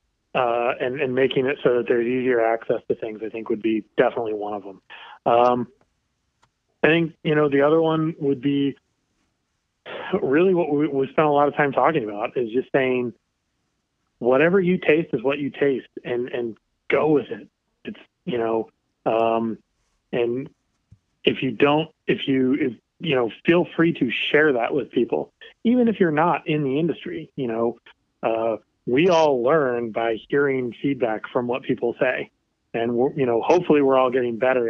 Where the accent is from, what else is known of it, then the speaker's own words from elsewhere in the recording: Kansas City, United States; I grew up in Kansas City